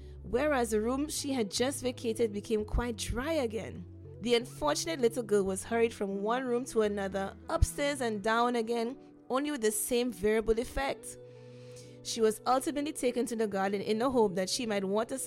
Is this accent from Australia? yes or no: no; St. Lucia; I'm from St. Lucia